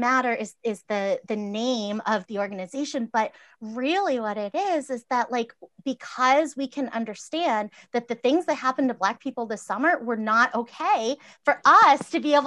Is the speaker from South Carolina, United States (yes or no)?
no; Massachusetts, United States; I grew up in Massachusetts